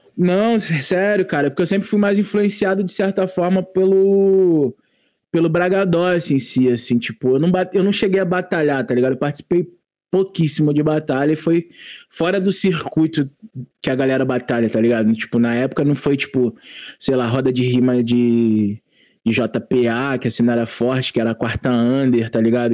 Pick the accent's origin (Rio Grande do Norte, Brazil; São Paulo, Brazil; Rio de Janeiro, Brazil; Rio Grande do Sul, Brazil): Rio de Janeiro, Brazil; Mesquita; also born or lived in São João de Meriti; de ter nascido em São João, é, de dois, de, com dois anos de idade e morar em Mesquita, porque meus pais estavam se separando, é, e aí ter passado minha infância, minha, minha, minha adolescência em Mesquita